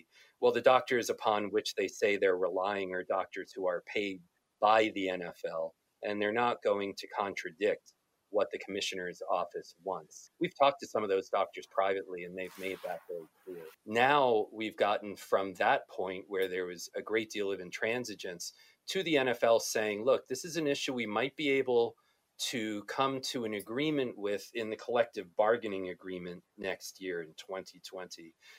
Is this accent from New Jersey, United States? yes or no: yes; New Jersey, United States; New Jersey, my home state, is likely to change soon.